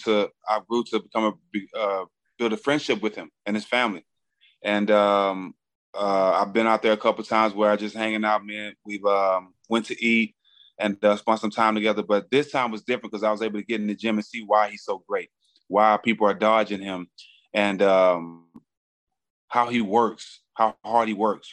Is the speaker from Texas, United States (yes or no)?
yes; Texas, United States; I'm from Texas. Being from Texas, I have a great relationship with the Charlos and Errol Spence.